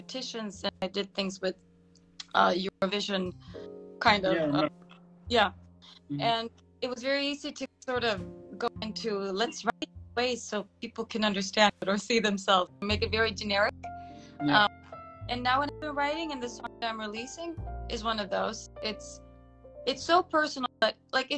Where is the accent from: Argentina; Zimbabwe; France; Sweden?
Sweden; now in Bucharest, Romania; I'm living in Bucharest, Romania, but I'm from Sweden